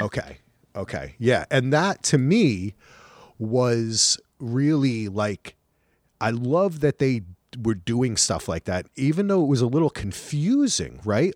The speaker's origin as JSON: {"language": "English", "region": "New Jersey", "country": "United States", "said": "I'm from New Jersey"}